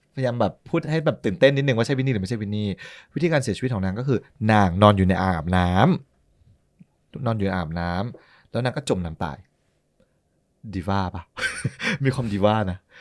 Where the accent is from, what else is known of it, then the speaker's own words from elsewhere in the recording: Thailand; เราเป็นคนไทย